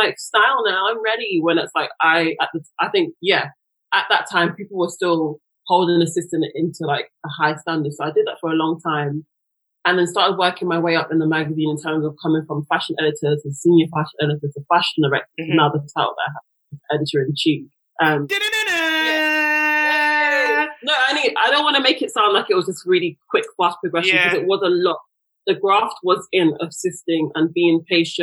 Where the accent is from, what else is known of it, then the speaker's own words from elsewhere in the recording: London, United Kingdom; was born in London, raised in South London